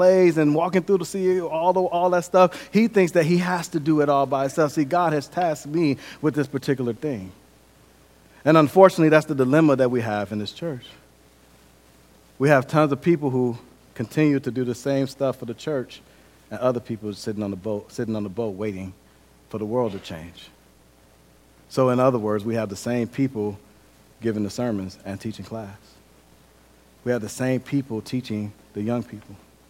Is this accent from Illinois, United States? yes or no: no; Milwaukee, Wisconsin, United States; I grew up in Milwaukee, Wisconsin. Milwaukee is kind of like a little mini Chicago. It's very violent.